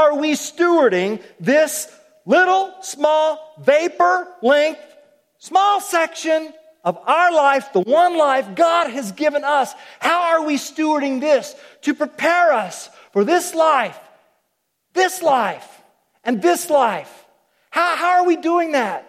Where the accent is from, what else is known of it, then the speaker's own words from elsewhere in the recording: Oklahoma, United States; I'm from Oklahoma. Okies like ropes